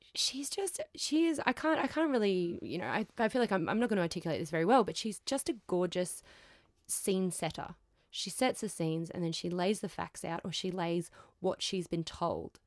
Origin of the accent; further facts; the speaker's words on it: Queensland, Australia; I'm from Queensland